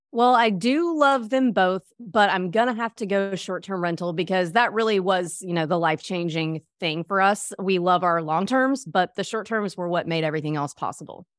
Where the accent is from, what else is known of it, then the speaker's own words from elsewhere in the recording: Mississippi, United States; moved away as an adult; now in Destin, United States; I grew up in Mississippi